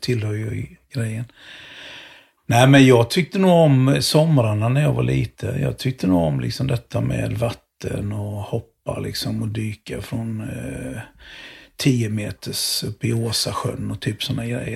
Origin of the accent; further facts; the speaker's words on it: Jönköping, Jönköping County, Sweden; moved away; Jag körde sopor några sommar när jag bodde jag växte upp i Jönköping